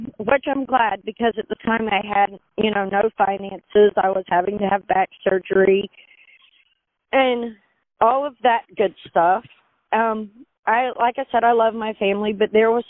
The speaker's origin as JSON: {"language": "English", "town": "Crane", "region": "Missouri", "country": "United States", "tie": "born or raised there", "also_born_or_lived": "Alabama / Michigan", "moved": "as an adult", "lives_now": "Bolivar, United States", "said": "I was raised around Crane and Galena and Wheelerville and all these small places"}